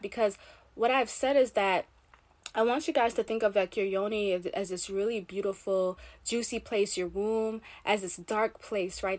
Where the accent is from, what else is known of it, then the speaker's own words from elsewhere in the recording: Jamaica; I'm Caribbean, I'm Jamaican.